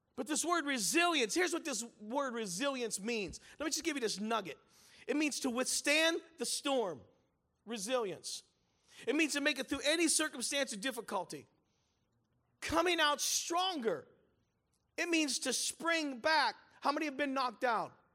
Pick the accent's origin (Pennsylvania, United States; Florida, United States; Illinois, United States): Pennsylvania, United States; Pittsburgh; I was raised in the Italian church in Pittsburgh, Pennsylvania.